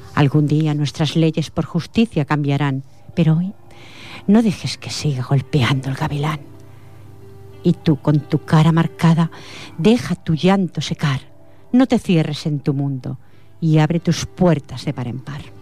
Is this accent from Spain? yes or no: yes; Catalonia, Spain; yo soy nacida aquí en Cataluña